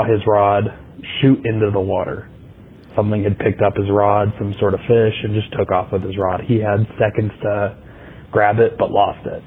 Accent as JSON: {"language": "English", "region": "Wyoming", "country": "United States", "said": "I'm from Wyoming."}